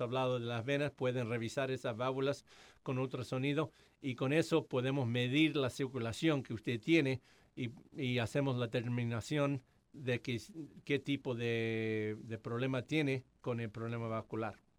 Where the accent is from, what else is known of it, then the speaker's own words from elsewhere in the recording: Argentina; also born or lived in Atlanta, United States; now in Hamilton, United States; soy argentino, entonces hablo español